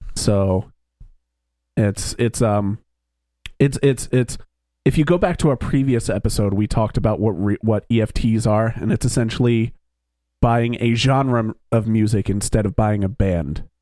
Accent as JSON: {"language": "English", "region": "East Coast of the United States", "country": "United States", "tie": "born or raised there", "lives_now": "Philadelphia, United States", "said": "we all grew up on the East Coast of the United States"}